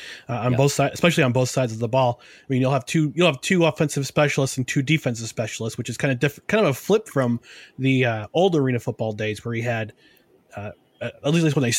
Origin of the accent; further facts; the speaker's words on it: Albany, New York, United States; growing up in the Albany area, I remember to watch the Firebirds when I was growing up